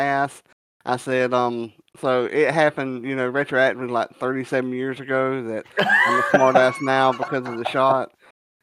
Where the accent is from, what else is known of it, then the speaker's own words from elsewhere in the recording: the South, United States; being a Southerner